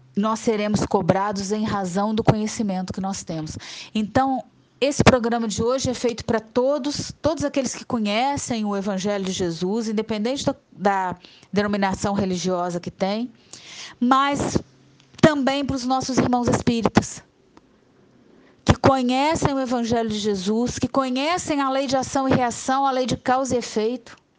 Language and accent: Portuguese; Juiz de Fora, Minas Gerais, Brazil; moved away as an adult; now in Muriaé, Brazil; eu sou de Juiz de Fora, mas eu estou aqui em Muriaé, sou muriaense por adoção completa há mais de 10 anos